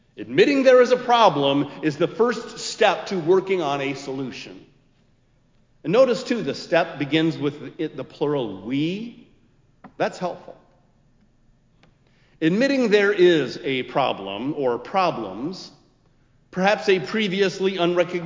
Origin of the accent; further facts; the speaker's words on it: Minneapolis, Minnesota, United States; also born or lived in Columbia Heights; now in Chicago, United States; my birthplace, my hometown, a city where we might retire